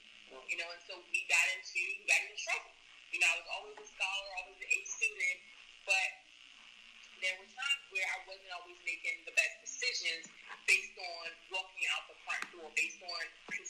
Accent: Washington, District of Columbia, United States; So I grew up in Congress Park with both my parents.

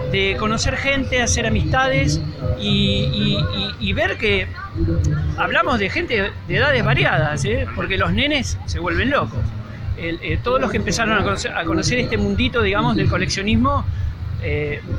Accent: Miramar, Buenos Aires Province, Argentina; bueno, yo soy de Miramar, así que me ubicás enseguida.

